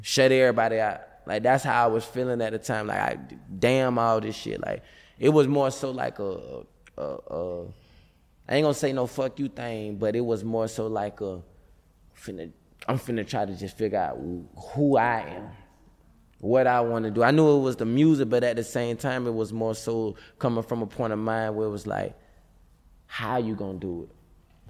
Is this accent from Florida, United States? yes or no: yes; Tallahassee, Florida, United States; moved away as an adult; I was gone from Tallahassee